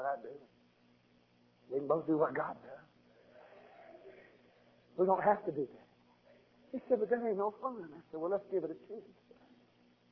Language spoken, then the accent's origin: English; United States; I was born in America